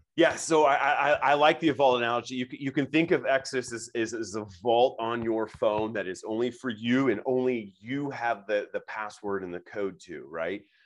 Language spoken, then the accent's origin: English; Nebraska, United States; I'm born and raised in Nebraska